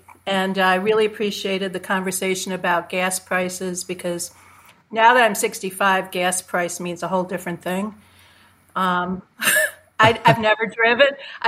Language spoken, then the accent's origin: English; Chicago, Illinois, United States; moved away; also born or lived in New York; Chicago. I'm 65. I'm from Chicago. Grew up there. Yeah. Well, you know, I grew up there and I was, you know, really weaned on top 40 radio when it was still a hugely amazing thing in the late 60s.